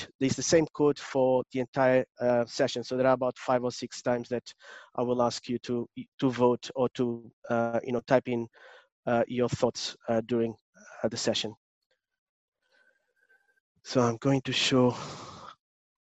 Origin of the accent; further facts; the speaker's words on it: Portugal; accent: Portuguese; English is a second language; now in London, United Kingdom; I'm originally from Portugal, but I live in London. I still have a very strong Portuguese accent